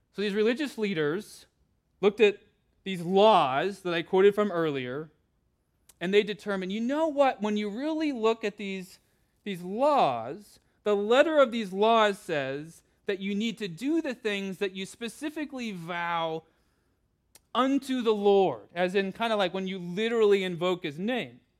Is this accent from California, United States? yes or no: yes; California, United States; I grew up with in California